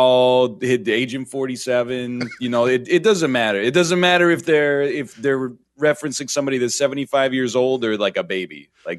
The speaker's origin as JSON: {"language": "English", "country": "Canada", "said": "And then I'm from Canada, which is the north."}